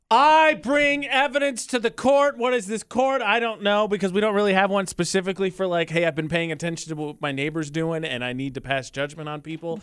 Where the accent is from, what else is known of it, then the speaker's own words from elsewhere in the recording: Indiana, United States; moved away; Brazil, Indiana, which is a city in my home state